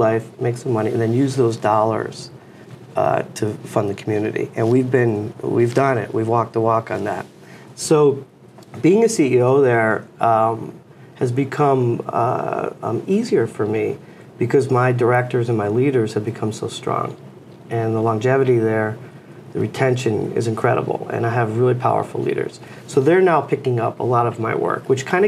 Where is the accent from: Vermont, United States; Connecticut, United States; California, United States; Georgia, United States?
Connecticut, United States; Newington; I'm from Newington, Connecticut, and love this area. I've lived here my whole life.